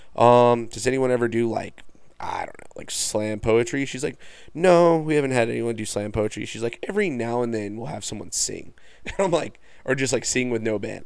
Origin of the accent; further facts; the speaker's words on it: Farmington, United States; I'm from Farmington